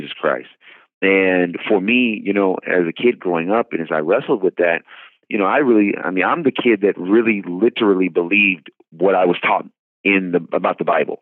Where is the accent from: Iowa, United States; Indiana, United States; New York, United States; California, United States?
California, United States; Oakland; I grew up in the Oakland, San Francisco Bay Area in Northern California